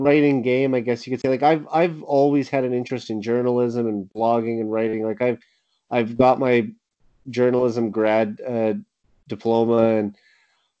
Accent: Saskatoon, Saskatchewan, Canada; my hometown Saskatoon Blades

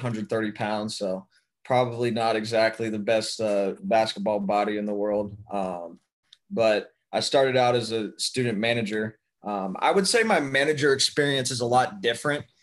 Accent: Youngstown, Ohio, United States; also born or lived in Columbus, Ohio; I'm originally from Youngstown, Ohio

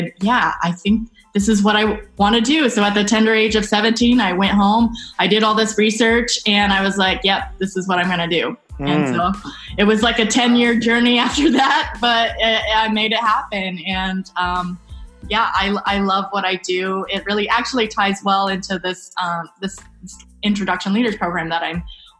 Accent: Santa Rosa, California, United States; I grew up in Northern California, Santa Rosa

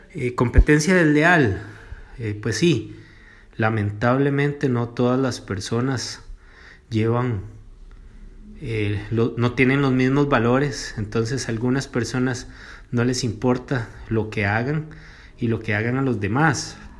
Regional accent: Cartago, Costa Rica; soy de Cartago

